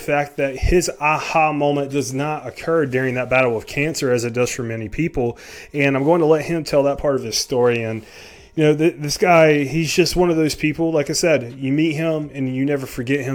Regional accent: South Carolina, United States; moved away as an adult; now in Delaware, United States; me originally being from South Carolina, the Greek population is not that big in South Carolina. We moved up here to Delaware about a year ago

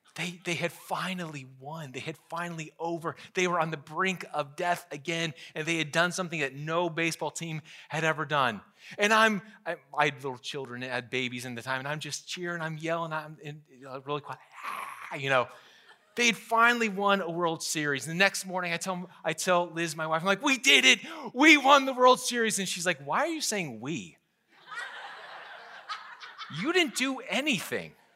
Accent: Pennsylvania, United States; I grew up in Pennsylvania

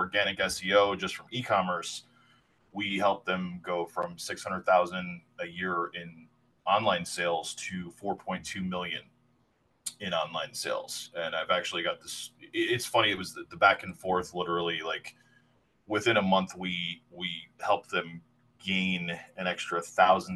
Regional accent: New Jersey, United States; moved away as an adult; I grew up on the East Coast, in New Jersey, in the 80s and 90s, in the early 2000s.

